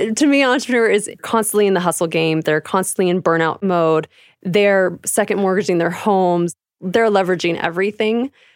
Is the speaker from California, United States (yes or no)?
yes; California, United States; also born or lived in Arizona; now in Calgary, Canada; I'm originally from California. I was raised there, actually, on a cute little strawberry patch